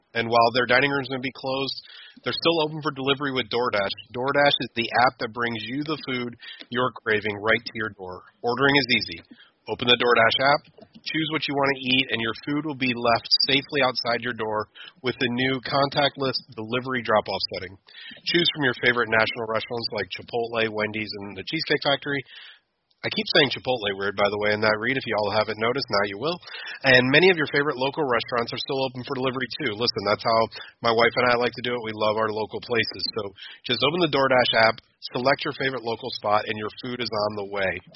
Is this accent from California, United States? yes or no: no; Sandusky, Ohio, United States; I was born and raised in Sandusky, Ohio